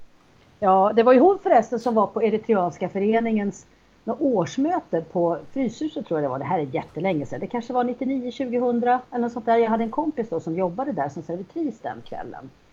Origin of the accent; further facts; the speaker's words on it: Sweden; vi svenskar